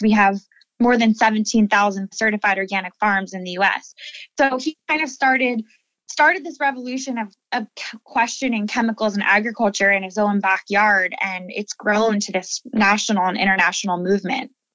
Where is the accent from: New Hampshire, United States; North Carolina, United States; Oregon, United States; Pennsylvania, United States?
Pennsylvania, United States; Lancaster; I'm the 10th generation of my family to live here in Lancaster